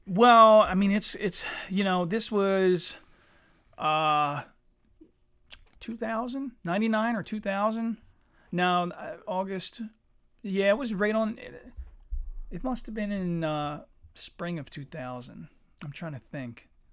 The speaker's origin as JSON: {"language": "English", "town": "Eddystone", "region": "Pennsylvania", "country": "United States", "said": "I'm from Eddystone"}